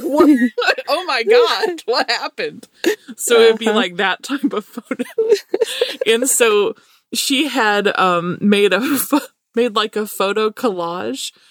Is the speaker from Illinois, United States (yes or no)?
no; Alabama, United States; our accent